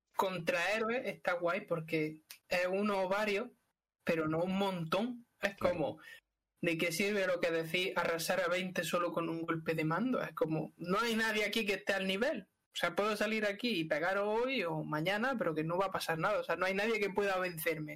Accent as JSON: {"language": "Spanish", "country": "Spain", "said": "nosotros que somos españoles"}